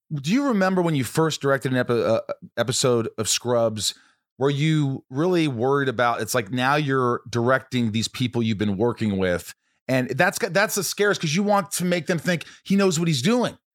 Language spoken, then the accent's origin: English; Indiana, United States; moved away; I grew up in Indiana.